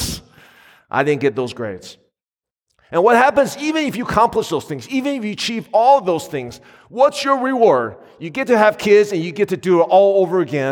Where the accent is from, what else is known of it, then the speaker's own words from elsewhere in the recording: United States; my wife and I grew up in the Asian American community